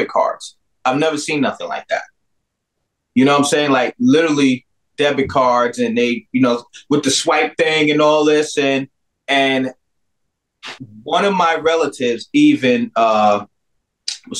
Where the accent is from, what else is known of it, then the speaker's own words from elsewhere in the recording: Peekskill, New York, United States; I'm from Peekskill, New York